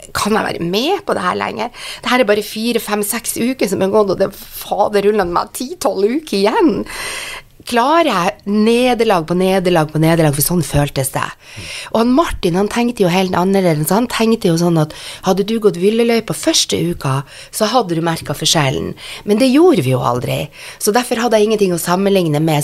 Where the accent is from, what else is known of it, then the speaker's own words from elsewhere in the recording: Northern Norway, Norway; jeg er nordlending og er vant til det